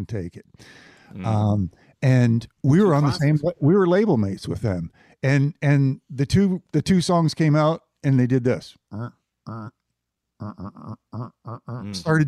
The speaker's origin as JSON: {"language": "English", "town": "Toronto", "region": "Ontario", "country": "Canada", "said": "a frostbitten Canadian from Toronto"}